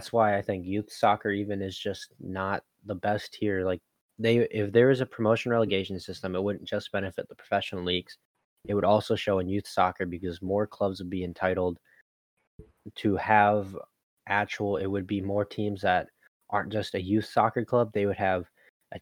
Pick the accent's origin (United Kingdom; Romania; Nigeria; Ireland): United Kingdom; Hull, Yorkshire and the Humber; now in United States; my hometown, for instance, Hull